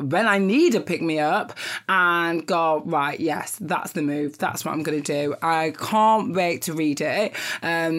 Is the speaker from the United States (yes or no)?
no; Nigeria; I'm Nigerian